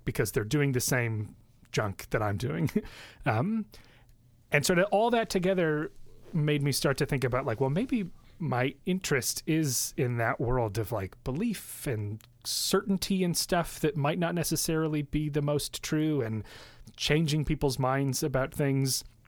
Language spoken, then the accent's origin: English; Mount Prospect, Illinois, United States; I, I, grew up in Mount Prospect, which is a northwest suburb of Chicago